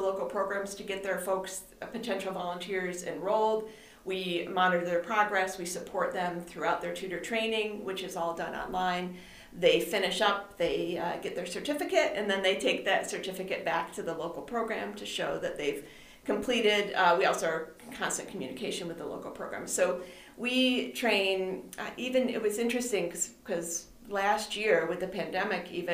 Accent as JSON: {"language": "English", "town": "Macedon", "region": "New York", "country": "United States", "tie": "born or raised there", "also_born_or_lived": "Florida", "moved": "yes", "lives_now": "Buffalo, United States", "said": "I'm from the Rochester area. I actually grew up in Macedon"}